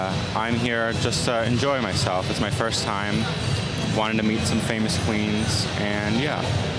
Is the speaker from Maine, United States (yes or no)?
yes; Maine, United States; I'm from Maine. I perform in New Hampshire mostly. I'm 18.